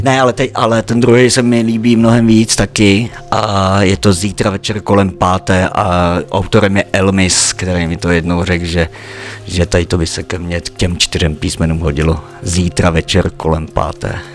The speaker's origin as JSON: {"language": "Czech", "town": "Žabovřesky nad Ohří", "region": "Ústí nad Labem Region", "country": "Czechia", "tie": "born or raised there", "also_born_or_lived": "Břežany / Spain", "said": "tady jsem se narodil v Roudnici, ale v Břežanech jsem žil pět let a potom už v Žabovřeskách nad Ohří"}